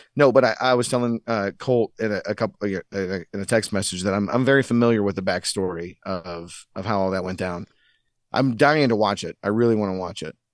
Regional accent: St. Louis, Missouri, United States; we grew up in Saint Louis, you, you don't have an N B A team.

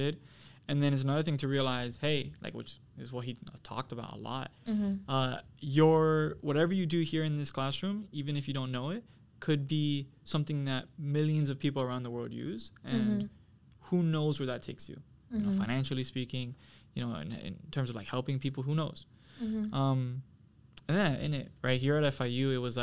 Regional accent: Miami, Florida, United States; I was born and raised here

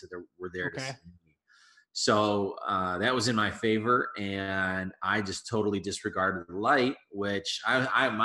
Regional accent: Colorado, United States; moved away as an adult; now in Chicago, United States; So I'm born and raised in Colorado, and I moved out here about 4.5 years ago to Chicago

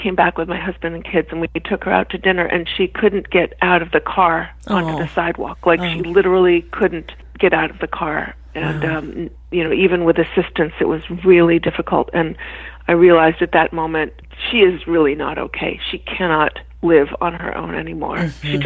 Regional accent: Boston, Massachusetts, United States; moved away as an adult; also born or lived in New York; now in Boston, United States; I grew up in Boston, Massachusetts.

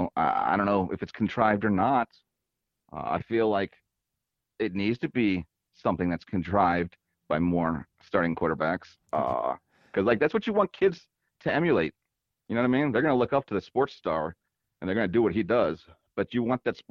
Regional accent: Alabama, United States; moved away as an adult; now in New Orleans, United States; I was born in New Orleans and then went to high school and college in Alabama

